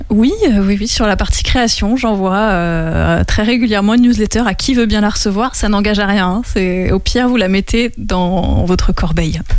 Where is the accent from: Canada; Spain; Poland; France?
France; Les Mureaux, Île-de-France; now in Angers, France; moi j'ai grandi dans les Yvelines